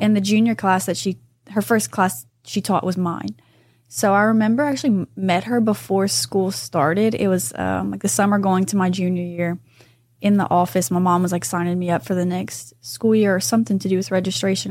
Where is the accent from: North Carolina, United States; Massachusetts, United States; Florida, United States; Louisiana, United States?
Louisiana, United States; New Iberia; I'm from New Iberia